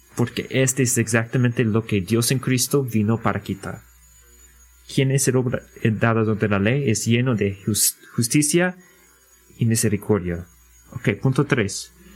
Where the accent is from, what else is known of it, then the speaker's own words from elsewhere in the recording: United States; Spanish is a second language; como americanos en nuestra cultura